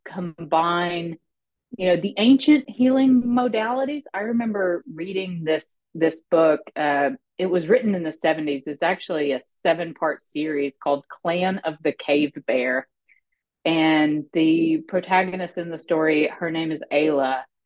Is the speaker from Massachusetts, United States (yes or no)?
no; Arkansas, United States; i grew up in small town arkansas